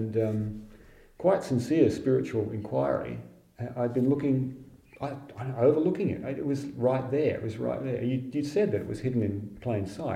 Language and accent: English; Fremantle, Western Australia, Australia; my hometown of Fremantle